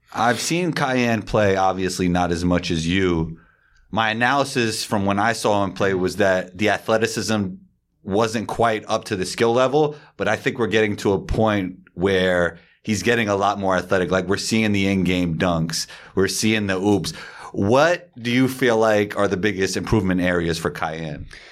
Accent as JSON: {"language": "English", "region": "New York", "country": "United States", "tie": "born or raised there", "said": "growing up in New York"}